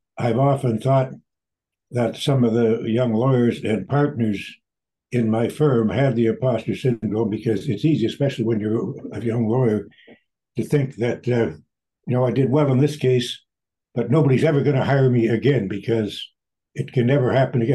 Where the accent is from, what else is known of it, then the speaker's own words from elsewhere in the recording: Windsor, Ontario, Canada; now in Toronto, Canada; I live in Toronto, but I was born and brought up in Windsor